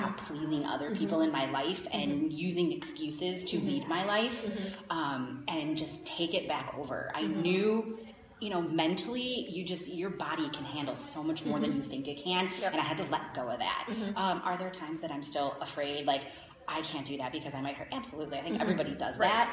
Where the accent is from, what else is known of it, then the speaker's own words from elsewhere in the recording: Schaumburg, Illinois, United States; I grew up here in Schaumburg